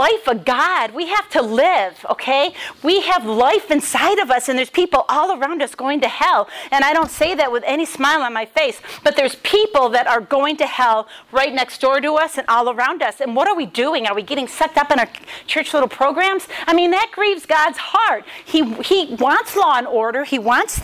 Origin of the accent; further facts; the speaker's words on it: Rochester, New York, United States; now in Dayton, United States; I'm from Rochester, New York, but I live in Dayton, Ohio